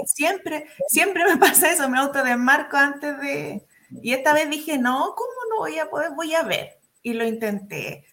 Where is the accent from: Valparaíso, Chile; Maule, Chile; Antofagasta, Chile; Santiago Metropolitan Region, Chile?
Maule, Chile; Curicó; soy de Curicó, en la región del Maule